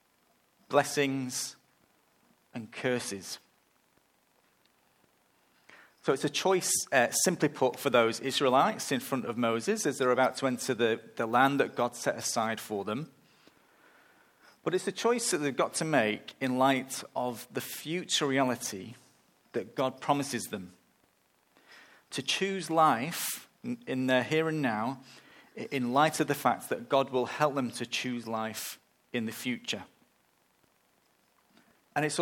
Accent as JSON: {"language": "English", "region": "England", "country": "United Kingdom", "tie": "born or raised there", "moved": "yes", "said": "I'm going to England, back to my hometown at the end of the month"}